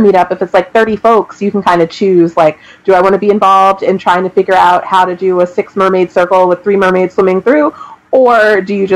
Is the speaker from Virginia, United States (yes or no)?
yes; Fairfax County, Virginia, United States; I grew up here in Fairfax County